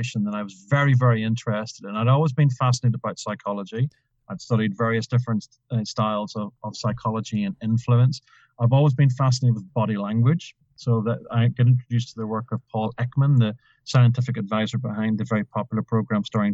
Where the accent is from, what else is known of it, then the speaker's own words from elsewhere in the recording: Ireland; Being Irish